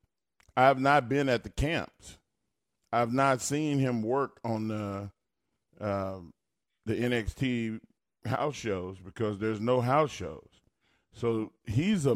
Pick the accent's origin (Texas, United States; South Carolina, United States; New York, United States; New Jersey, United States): Texas, United States; Silsbee; Terry Todd, he came to my hometown